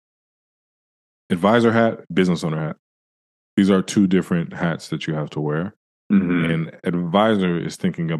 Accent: San Francisco, California, United States; I grew up in San Francisco

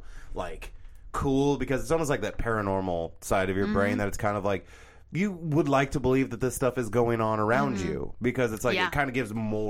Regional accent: United States; As an American

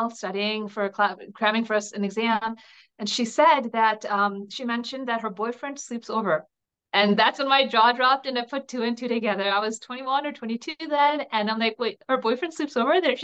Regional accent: New Jersey, United States; also born or lived in New York City; I was born and raised in New Jersey to immigrant parents from India.

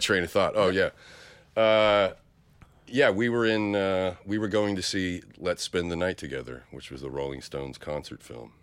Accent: Stockton, California, United States; born or raised there; now in San Francisco, United States

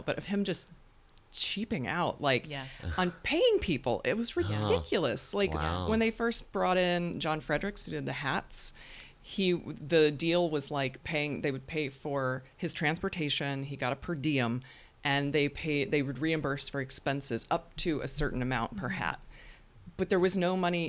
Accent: North Carolina, United States; I'm a debutante from North Carolina

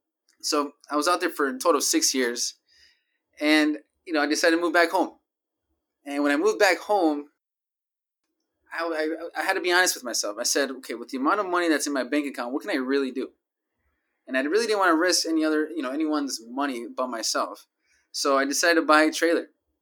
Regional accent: Milwaukee, Wisconsin, United States; also born or lived in New York City; I was born and raised in Milwaukee. My parents are from Mexico, so that makes me first generation Mexican-American.

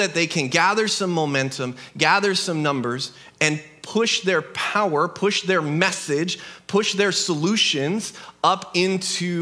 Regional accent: United States; We live in a country that is born out of rebellion to an oppressive king

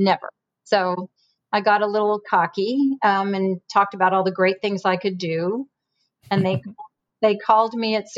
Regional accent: San Jose, California, United States; also born or lived in Minnesota; I grew up in San Jose

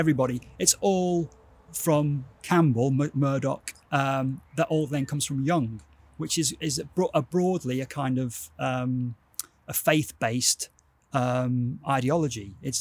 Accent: Wigan, North West England, United Kingdom; accent: Wigan; This is my Wigan accent

